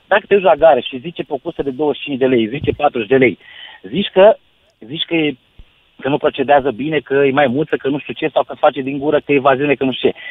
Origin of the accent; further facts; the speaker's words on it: Pitești, Argeș, Romania; now in Timișoara, Romania; sunt din Pitești, de fel